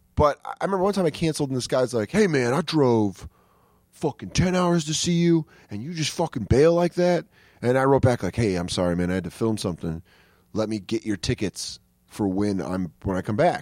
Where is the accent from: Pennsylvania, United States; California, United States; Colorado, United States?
Colorado, United States; Aurora; now in New York, United States; I grew up in Aurora